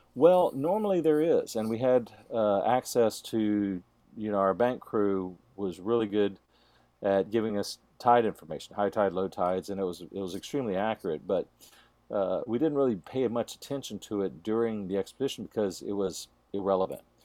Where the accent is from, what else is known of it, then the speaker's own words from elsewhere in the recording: Texas, United States; Jeff and I were raised in Texas, and we were raised around guns and hunting and mountain lions